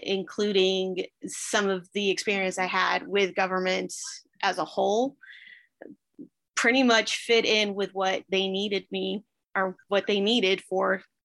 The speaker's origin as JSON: {"language": "English", "region": "Georgia", "country": "United States", "tie": "born or raised there", "said": "Well, I am from Fayette County. We have been here for 28 years. For the most part, grew up here. Grew up in a military family. Which actually, surprisingly enough, makes me the only native Georgian in my family too. I was born down in Liberty County"}